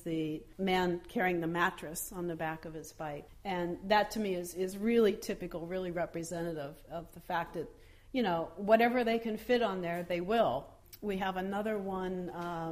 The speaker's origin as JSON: {"language": "English", "country": "United States", "also_born_or_lived": "Drenthe, Netherlands / Paris, France", "moved": "as an adult", "lives_now": "Netherlands", "said": "I'm American, and I came to the Netherlands in 1993 with my family"}